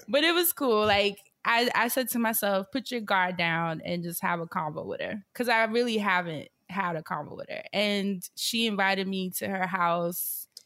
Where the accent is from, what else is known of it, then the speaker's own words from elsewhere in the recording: New York City, New York, United States; moved away; being a New Yorker because we are prickly people.